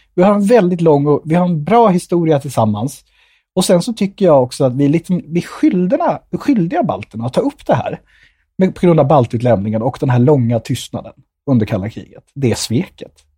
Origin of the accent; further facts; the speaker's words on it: Nyköping, Södermanland, Sweden; also born or lived in India; om de frågar var jag kommer ifrån, när jag säger Nyköping